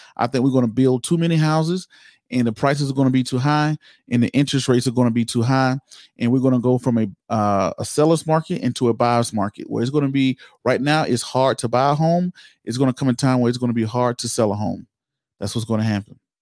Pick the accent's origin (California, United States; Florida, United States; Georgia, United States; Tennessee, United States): Georgia, United States; Georgia, my home state